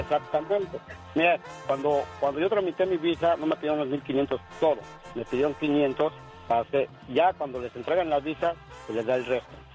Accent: Mexico City, Mexico; now in Huntington Beach, United States; Yo soy del Distrito Federal

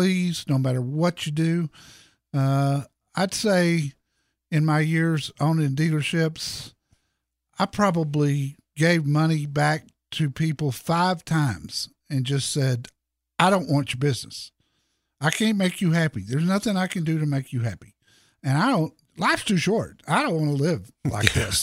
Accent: Dallas, Texas, United States; Dallas, Texas, my hometown

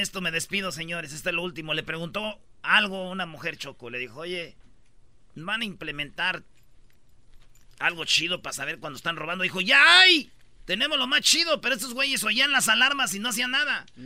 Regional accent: Jiquilpan, Michoacán, Mexico; born or raised there; moved away; also born or lived in La Jara

